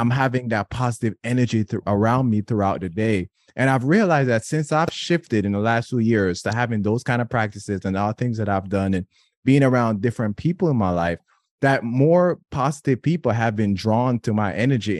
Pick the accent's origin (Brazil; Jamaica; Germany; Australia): Jamaica; being Jamaican, being in my culture